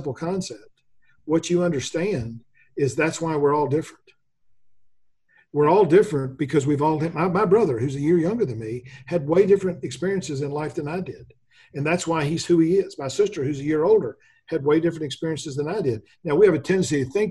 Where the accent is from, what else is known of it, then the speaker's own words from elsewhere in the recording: Memphis, Tennessee, United States; I grew up in Memphis